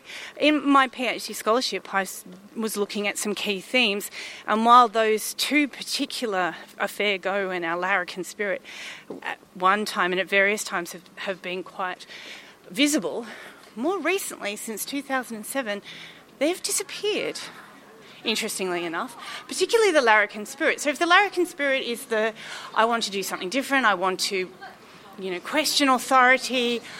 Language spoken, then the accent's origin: English; Queensland, Australia; born there; And I was born here in Australia. My mother is English. My father is from New Zealand.